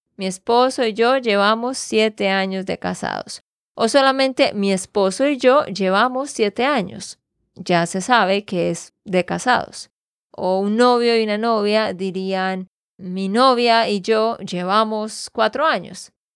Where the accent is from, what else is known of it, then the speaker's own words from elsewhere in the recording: Santander, Colombia; de Santander, Colombia